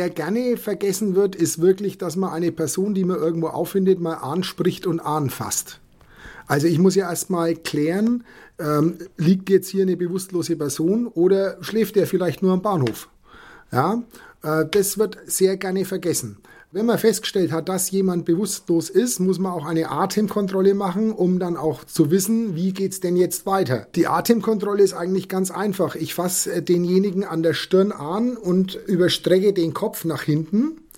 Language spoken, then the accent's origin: German; Bavaria, Germany; moved away as an adult; now in Bremen, Germany; Wie man mir anhört, komme ich nicht aus Bremen und auch nicht aus Niedersachsen. Ich bin vor zwei Jahren aus Bayern nach Bremen verzogen.